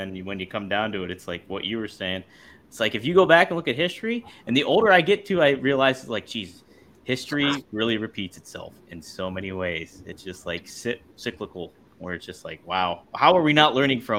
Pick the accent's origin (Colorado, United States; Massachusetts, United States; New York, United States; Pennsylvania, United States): Pennsylvania, United States; growing up in Pennsylvania and, you know, the two black people in my town